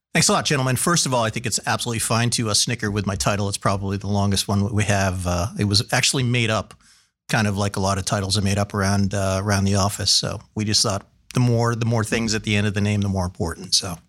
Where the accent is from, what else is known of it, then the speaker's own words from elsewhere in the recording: Massachusetts, United States; moved away as an adult; also born or lived in San Francisco / Washington, D.C.; now in Columbus, United States; growing up in the East, again, two miles from the water, we used to go cohogging.